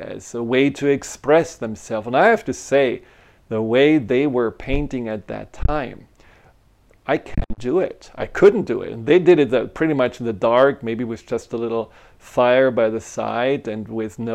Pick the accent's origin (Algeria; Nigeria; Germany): Germany; moved away; I grew up in Germany